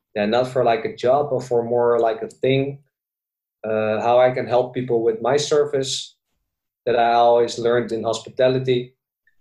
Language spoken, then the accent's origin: English; Zoetermeer, South Holland, Netherlands; also born or lived in Bali; living in the Netherlands, born and raised in Zoetermeer, Sweet Lake City as well. It's a small town next to The Hague.